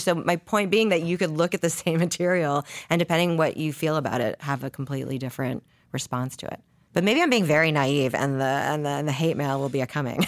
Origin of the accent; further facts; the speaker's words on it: Canada; I, I'm and from Canada.